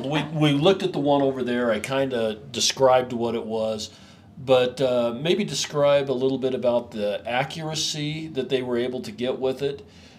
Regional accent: Basin, Wyoming, United States; We are from Wyoming, Basin, Wyoming, to be exact.

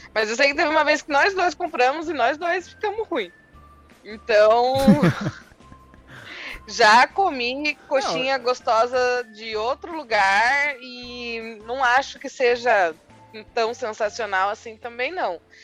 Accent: Sorocaba, São Paulo, Brazil; also born or lived in Votorantim; eu sempre morei aqui, sempre Votorantim, Sorocaba, que é basicamente uma coisa só.

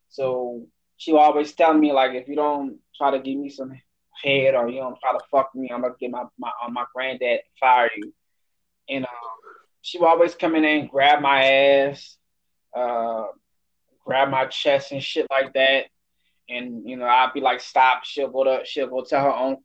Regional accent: New Orleans, Louisiana, United States; moved away; I'm from New Orleans

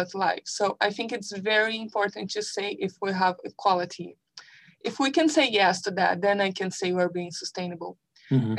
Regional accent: Brazil; moved away; I came from Brazil

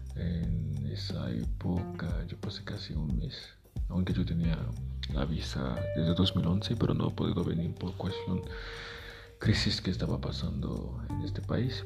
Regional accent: Haiti; first language Haitian Creole; Spanish is a second language; moved away; mi país, Haití. Yo empecé a escribir en, criollo, que es nuestro idioma maternal

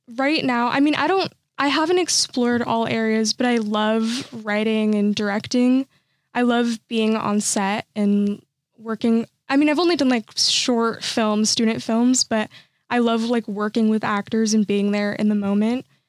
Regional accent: Santa Clarita, California, United States; I'm from Santa Clarita, which is like the suburbs side

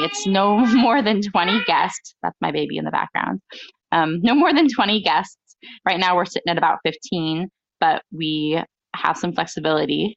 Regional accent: United States; I'm an American bride

